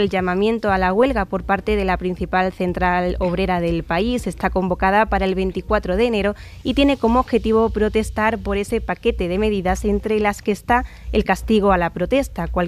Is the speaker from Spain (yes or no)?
yes; Córdoba, Andalusia, Spain; Sí, yo hoy me he sentido muy orgullosa de ser ah, cordobesa.